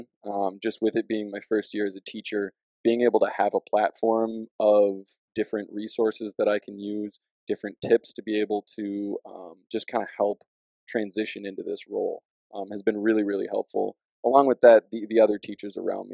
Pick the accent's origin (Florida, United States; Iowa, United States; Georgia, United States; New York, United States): Iowa, United States; Dubuque; also born or lived in Rockford, Illinois; now in Cedar Falls, United States; I'm originally from Dubuque, Iowa